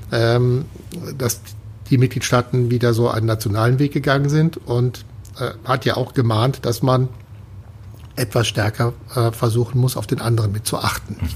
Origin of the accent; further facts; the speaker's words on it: Cologne, North Rhine-Westphalia, Germany; als Kölner, da gibt es ein tolles Lied, das ist